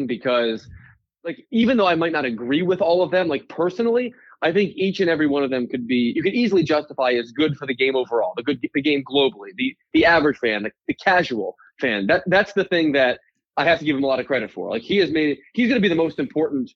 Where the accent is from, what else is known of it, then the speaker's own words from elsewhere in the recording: Philadelphia, Pennsylvania, United States; my hometown team